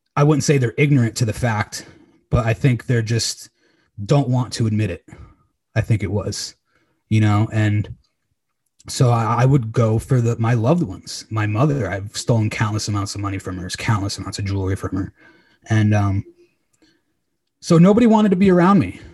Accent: Old Saybrook, Connecticut, United States; moved away as an adult; also born or lived in Los Angeles, California; right now I'm currently in my hometown, Old Saybrook, Connecticut.

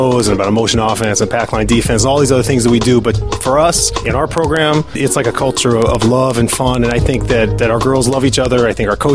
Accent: Seattle, Washington, United States; now in Chicago, United States; I'm from Seattle, so I was at Mercer Island High School

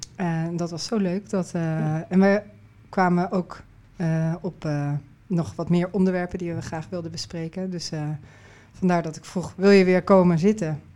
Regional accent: Netherlands; ik uit Nederland kwam

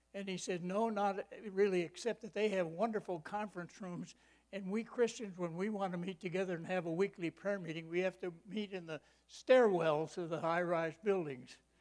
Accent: Michigan, United States; I grew up in Michigan

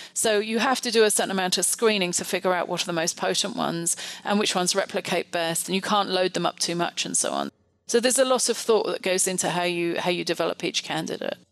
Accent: United Kingdom; moved away; also born or lived in France; I actually trained in the UK, you might be able to tell from my accent

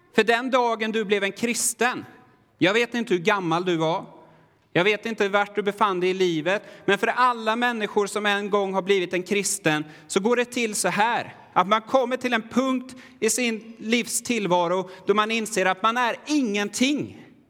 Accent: Sweden; jag är väldigt svensk

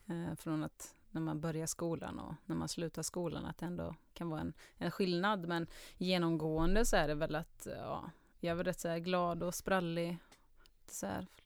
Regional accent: Karlstad, Värmland, Sweden; also born or lived in Germany; Karlstad Så värmlänning ehm, Jag har väl kanske inte jättetydlig Karlstad-dialekt Utan folk brukar tro att jag kommer från typ Trollhättan eller Borås, att det är någonstans mittemellan. Um, men där är i alla fall uppväxt. Och i Tyskland har jag bott också

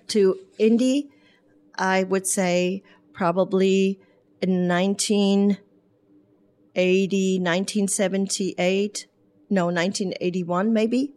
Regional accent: Bremerhaven, Bremen, Germany; English is a second language; also born or lived in Spain / Horse Cave, Kentucky; now in Brownsburg, United States; I was born in Bremerhaven, Germany

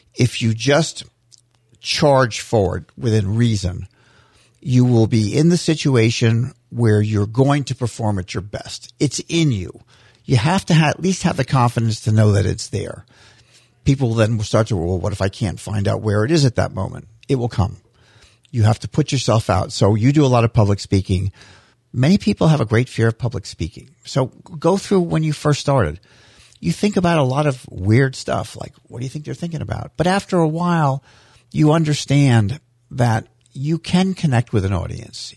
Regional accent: St. Petersburg, Florida, United States; also born or lived in Fort Dix, New Jersey; When we moved to Florida, where, this is where I grew up in Saint Petersburg

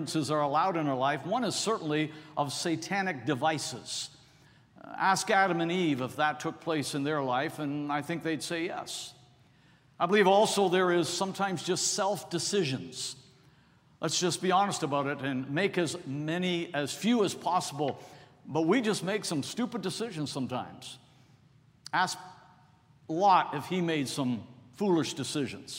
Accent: Toronto, Ontario, Canada; now in United States; I was born and raised in Toronto

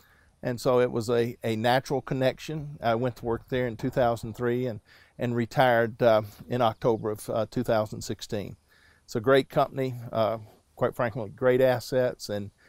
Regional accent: South Mississippi, United States; moved away; also born or lived in Bogalusa, Louisiana; I grew up in South Mississippi

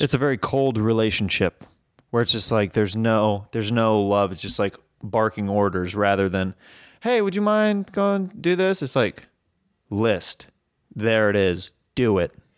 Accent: Kansas City, United States; I'm from Kansas City

